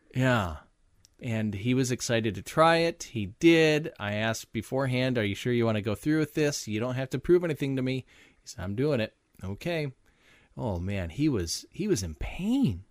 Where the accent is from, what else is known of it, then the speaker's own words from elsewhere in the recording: Minnesota, United States; moved away as an adult; now in Iowa, United States; I'm from Minnesota